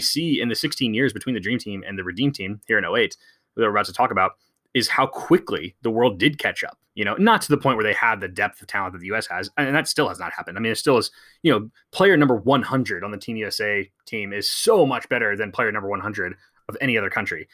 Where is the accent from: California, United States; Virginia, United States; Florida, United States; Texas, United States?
Texas, United States; San Antonio; I grew up in San Antonio